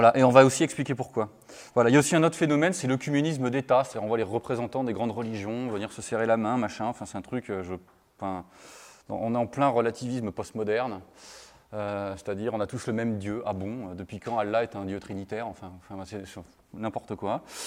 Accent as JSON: {"language": "French", "country": "France", "said": "vous excusez mon accent anglais, je suis un bon français"}